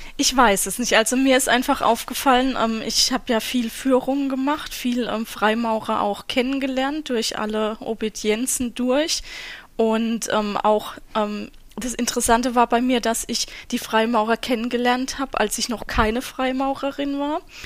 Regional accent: Southern Germany, Germany; Ich komme ja auch aus Süddeutschland

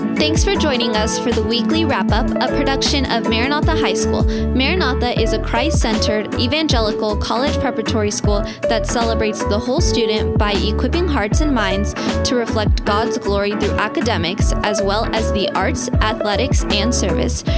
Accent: San Diego, California, United States; I grew up in San Diego

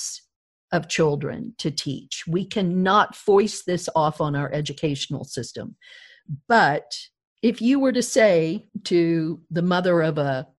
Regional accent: Deep South, United States; growing up in the South, the Deep South

